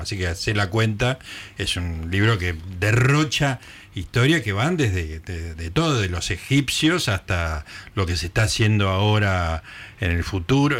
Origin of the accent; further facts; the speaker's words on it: Capilla del Monte, Córdoba, Argentina; moved away; mi infancia en Capilla del Monte Córdoba